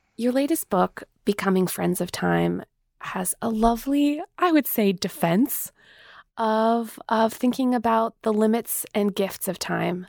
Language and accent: English; Manitoba, Canada; I'm from Mennonite world in the plains of Manitoba.